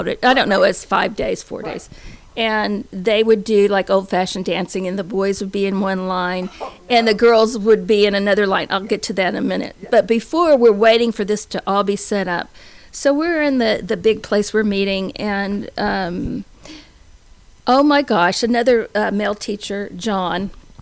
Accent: Dallas, Texas, United States; moved away; I was from Dallas

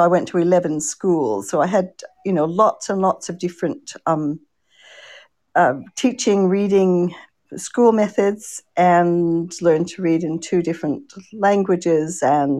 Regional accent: Canada; also born or lived in Australia; I'm a Canadian-Australian children's author.

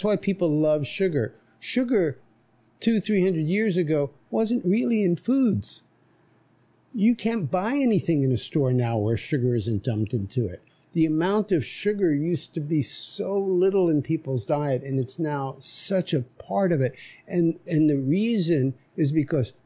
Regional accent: New York City, New York, United States; moved away as an adult; now in Nosara, Costa Rica; I grew up in New York City

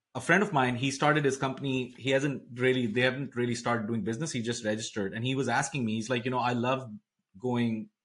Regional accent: India; moved away; growing up in India, there was a big pressure on education

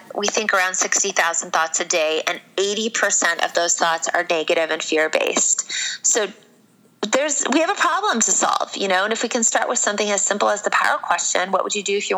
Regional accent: Iowa, United States; a blonde chick born and raised in Iowa

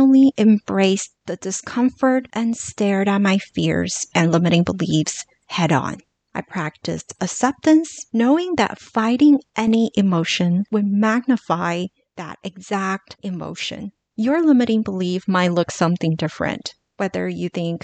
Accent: Los Angeles, California, United States; growing up in Los Angeles and being so close to Hollywood, when I was in middle school

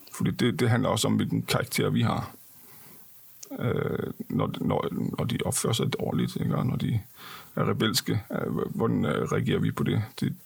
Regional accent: Denmark; jeg er også dansker

